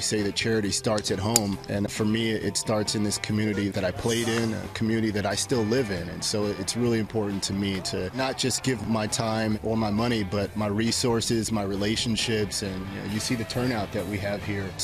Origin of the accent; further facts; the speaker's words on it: California, United States; I grew up in San Fernando Valley.